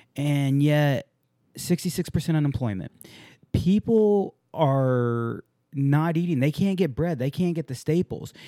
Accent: San Diego, California, United States; I grew up in San Diego

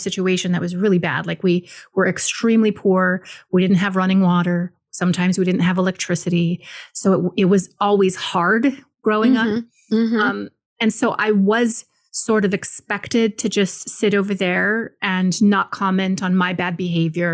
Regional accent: Maui, Hawaii, United States; I was born and raised in Hawaii, just like my father. He was born and raised in Hawaii. And specifically, I was born in Maui

